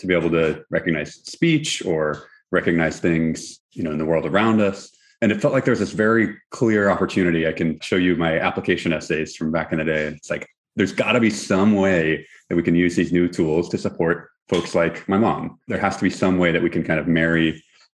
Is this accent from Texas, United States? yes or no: yes; Houston, Texas, United States; now in Berkeley, United States; I'm from Houston, Texas, originally, and really feel like a Texan